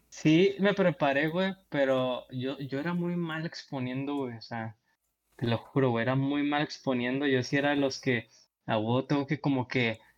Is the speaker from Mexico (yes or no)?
yes; Monterrey, Nuevo León, Mexico; nuestro día a día como regio